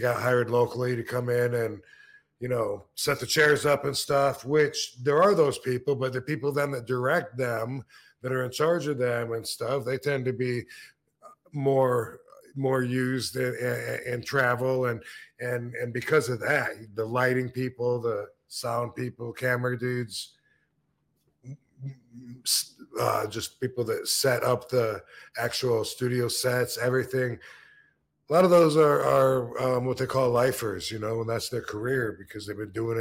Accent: Battle Creek, Michigan, United States; my hometown in Battle Creek

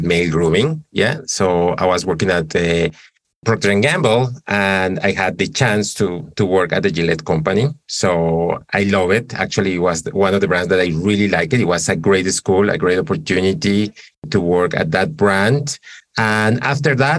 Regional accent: Colombia; moved away; I'm originally from Colombia

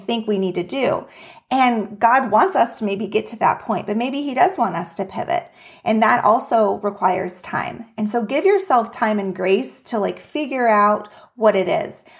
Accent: Juneau, Alaska, United States; now in Minnesota, United States; was born and raised in Juneau, Alaska

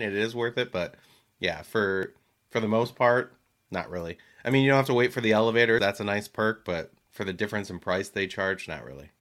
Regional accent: New Jersey, United States; moved away; also born or lived in Michigan; as a boy growing up in Jersey

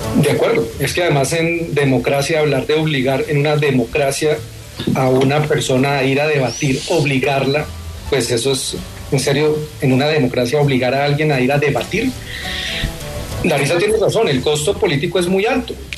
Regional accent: Bucaramanga, Santander, Colombia; Yo soy de Bucaramanga

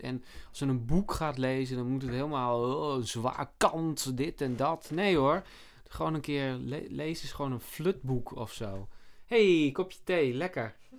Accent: Sneek, Friesland, Netherlands; ik heb vroeger in Sneek, waar ik ben opgegroeid, daar heb ik ook op tennis gezeten

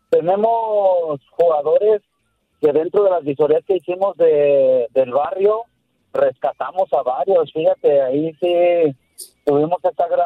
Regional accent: Mexico; Es una liga que nos da la oportunidad

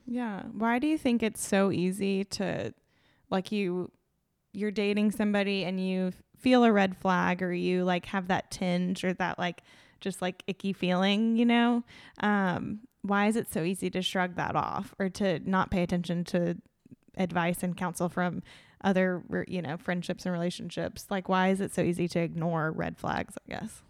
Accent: Tallahassee, Florida, United States; born and raised in Tallahassee.

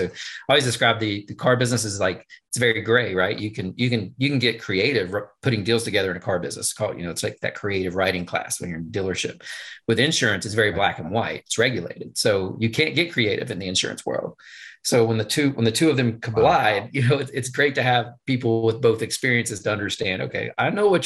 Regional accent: West Virginia, United States; I grew up in West Virginia. It's where I live.

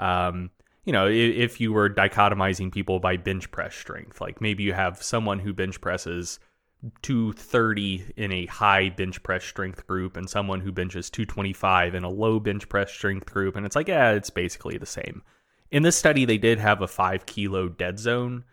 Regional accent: the South, Southern United States, United States; accent: Southern; being a Southerner

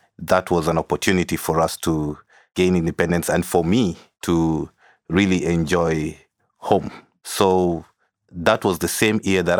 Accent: Nairobi, Kenya; Growing up in Kenya, in school, I always got reminded that I am a foreigner.

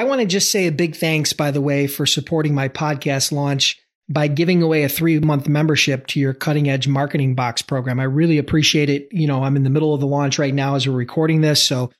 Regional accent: Buffalo, New York, United States; my hometown, Buffalo, New York.

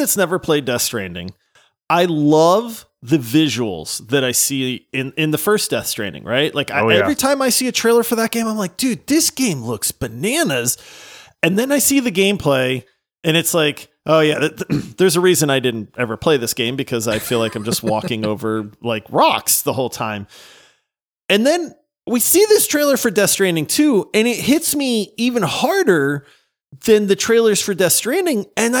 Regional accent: Louisiana, United States; I'm from Louisiana. I've eaten frog legs.

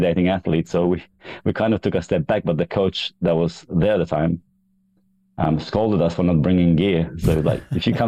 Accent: Kosovo; now in Australia; I grew up in Kosovo, the former Yugoslavia

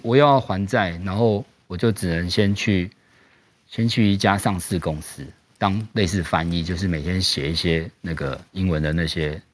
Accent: Tainan, Taiwan; moved away as an adult; also born or lived in United States; 我们是南部的小孩上来嗯，然后其实我们家比较，比较穷，因为我们是台南人

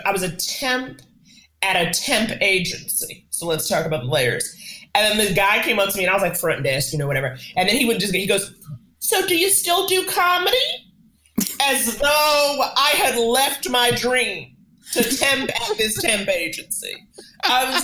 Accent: New York, United States; I grew up in New York, a city that very much forces you to get on its page

